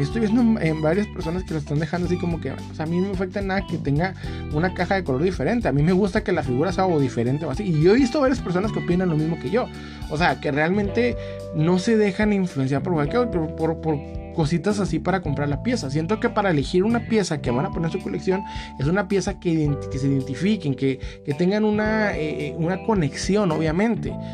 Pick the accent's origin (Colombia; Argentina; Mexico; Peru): Mexico; now in United States; uno como mexicano o como latinoamericano